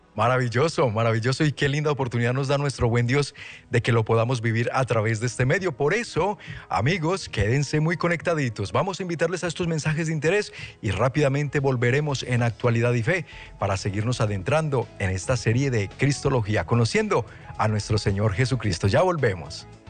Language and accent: Spanish; Colombia; moved away; decimos allá en Colombia